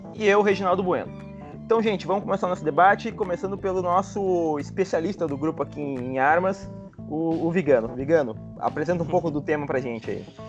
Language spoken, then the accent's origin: Portuguese; Rio Grande do Sul, Brazil; aqui no Rio Grande do Sul, e todos nós aqui somos gaúchos